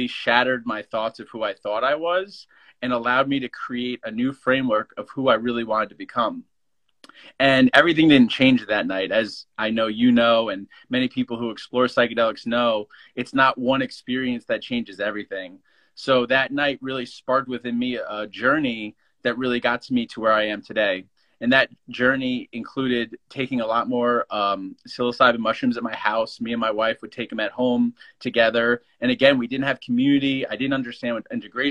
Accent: New Jersey, United States; I grew up in New Jersey

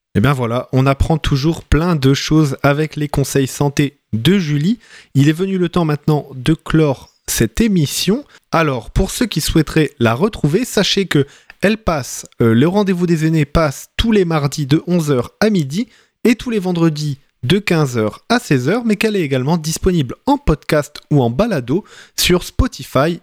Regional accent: Lens, Hauts-de-France, France; moved away; moi, je viens du, nord de la France, à côté de Lens

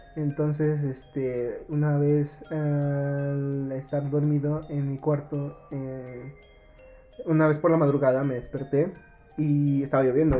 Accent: Mexico City, Mexico; soy de Iztapalapa

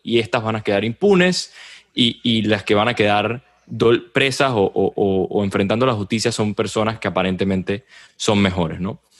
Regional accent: Venezuela; lo digo como venezolano

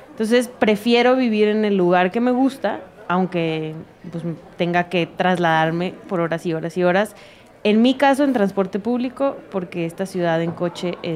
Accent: Sonora, Mexico; Creo que por cliché digo que Sonora.

